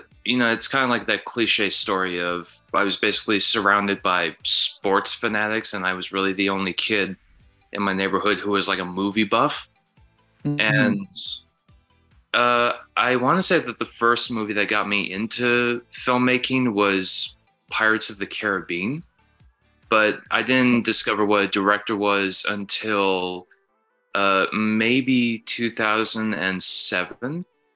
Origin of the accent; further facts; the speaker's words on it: Minnesota, United States; I am a filmmaker from Minnesota